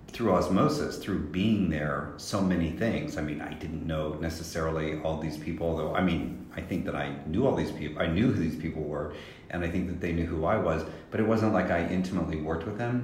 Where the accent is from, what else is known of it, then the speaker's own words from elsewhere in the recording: Salina, Kansas, United States; my hometown in Salina, Kansas.